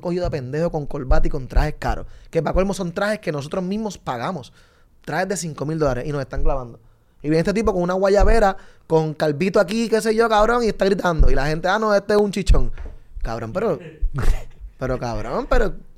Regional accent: Puerto Rico

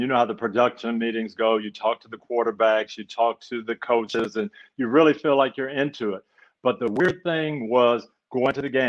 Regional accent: Tampa, Florida, United States; the Super Bowl is actually going to be in my hometown, Tampa.

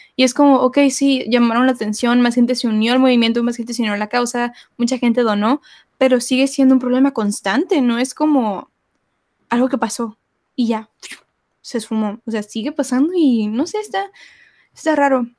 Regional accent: Mexico; todos somos mexicanos, todos somos latinos

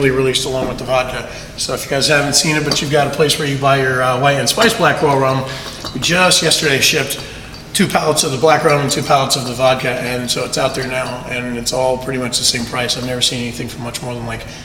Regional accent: Key West, Florida, United States; moved away as an adult; now in West Palm Beach, United States; my hometown of Key West

